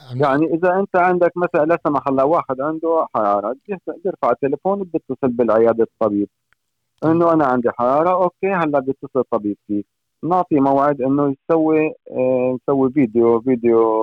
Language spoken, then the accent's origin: Arabic; Syria; moved away as an adult; also born or lived in Norway; now in Fredrikstad, Norway; من سوريا أنا آه، عايش فني بالنرويج حوالي 22 سنة